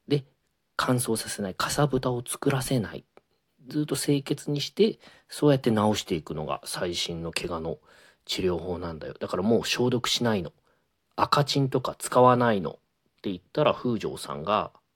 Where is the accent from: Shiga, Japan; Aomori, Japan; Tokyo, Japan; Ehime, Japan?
Ehime, Japan; 僕昔あの子供の頃こんな歌をあの地元愛媛で歌ってました